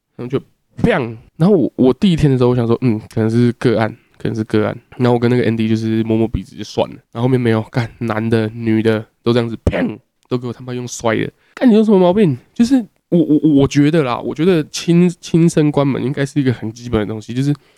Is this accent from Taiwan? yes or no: yes; Taiwan; 我台湾人